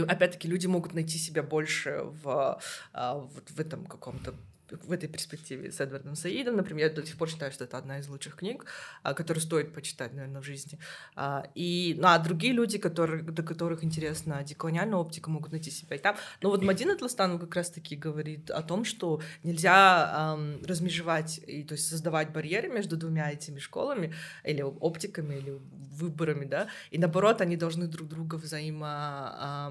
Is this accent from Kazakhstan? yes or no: yes; Kazakhstan; я из Казахстана